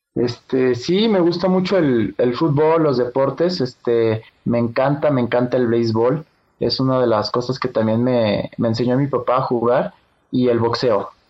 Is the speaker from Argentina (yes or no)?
no; Aguascalientes, Mexico; Nací en Aguascalientes, Aguascalientes, el 20 de marzo del 2003.